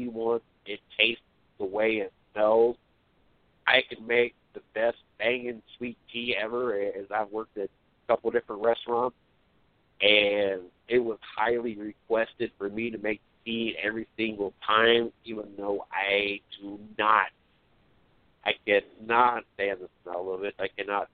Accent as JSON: {"language": "English", "region": "Ohio", "country": "United States", "tie": "born or raised there", "said": "But growing up in Ohio, I worked at a place called Rally's."}